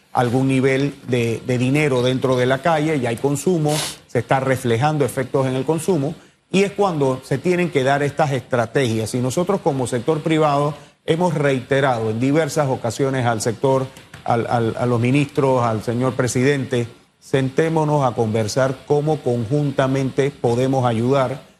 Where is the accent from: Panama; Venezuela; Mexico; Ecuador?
Panama